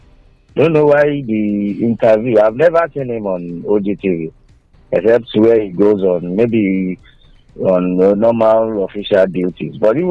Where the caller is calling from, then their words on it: Ayetoro, Ogun State, Nigeria; I'm calling from Ayeto.